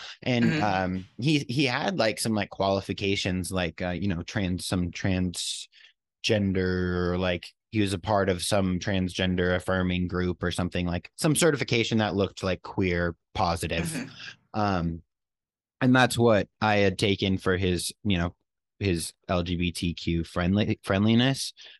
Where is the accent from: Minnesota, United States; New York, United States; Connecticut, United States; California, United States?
New York, United States; born there; But I'm from out of town and I was born not even in Tennessee. So I got a little loophole working with me because I was born in New York.